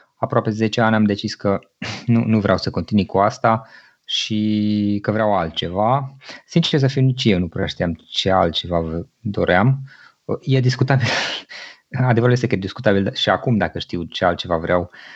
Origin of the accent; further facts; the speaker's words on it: Cluj-Napoca, Cluj County, Romania; also born or lived in Gorj County, Oltenia; M-am născut undeva în Oltenia, în zona Gorj, iar atunci când eram foarte mic, 2-3 ani aveam, părinții mei au decis să se mute în Cluj și aici am copilărit, aici am crescut